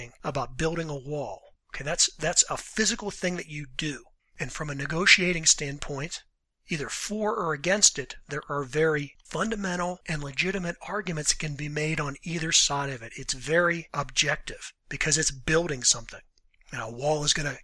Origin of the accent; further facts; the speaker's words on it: Western Pennsylvania, United States; I'm from Pennsylvania. I'm from Western Pennsylvania